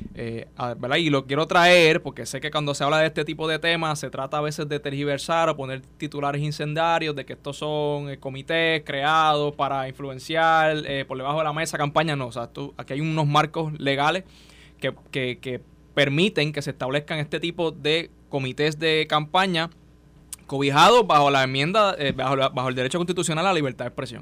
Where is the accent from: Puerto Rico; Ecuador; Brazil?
Puerto Rico; somos ciudadanos americanos